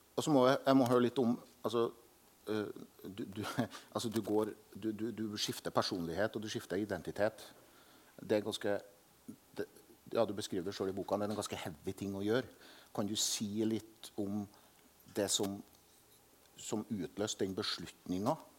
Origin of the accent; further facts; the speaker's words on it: Selbu, Trøndelag, Norway; jeg er jo vokst opp med at alle dyr i melkefjøset til min far, for eksempel hjemme i Selbu, hadde navn